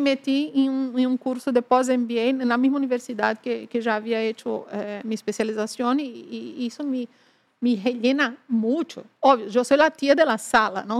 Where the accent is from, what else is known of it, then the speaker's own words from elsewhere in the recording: Northeast Region, Brazil; moved away as an adult; also born or lived in Ecuador; sou do nordeste de Brasil